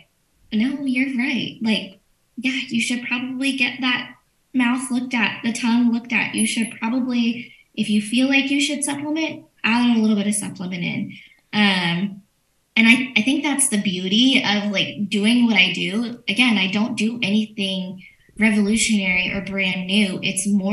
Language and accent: English; Orange Grove, Texas, United States; now in Nueces County, United States; Orange Grove.